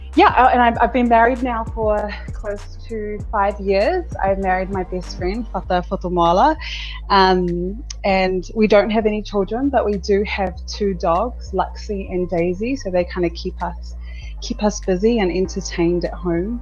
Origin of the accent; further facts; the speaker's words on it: Auckland, New Zealand; moved away as an adult; also born or lived in Sydney, Australia; I was born in South Auckland, born in Middlemore Hospital. I grew up in South Auckland all of my life